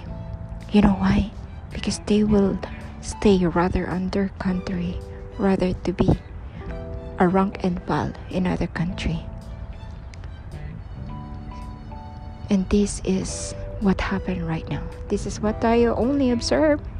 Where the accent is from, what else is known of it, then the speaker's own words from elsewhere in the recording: Philippines; moved away as an adult; now in United Arab Emirates; I am a Filipino and I came here to be a driver.